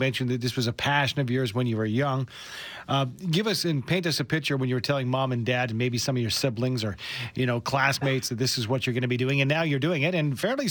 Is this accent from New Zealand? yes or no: no; Western Canada, Canada; I think as a Canadian, you might think of some of those old buildings in Toronto or Montreal in through Quebec, maybe the Maritimes. But, you know, you move out west, we're fairly new.